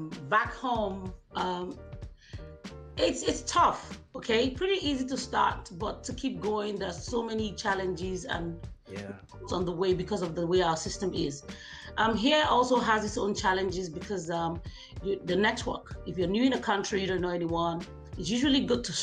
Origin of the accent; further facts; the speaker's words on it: Nigeria; moved away as an adult; now in Hamilton, Canada; I'm from Nigeria originally, and I'm just 3 years in Canada.